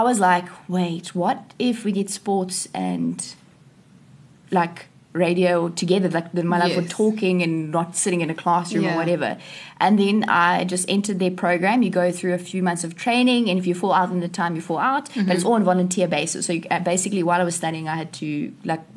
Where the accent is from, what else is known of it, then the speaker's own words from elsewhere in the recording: East London, Eastern Cape, South Africa; moved away as an adult; also born or lived in Stellenbosch; I grew up in East London and went to Hoërskool Grens.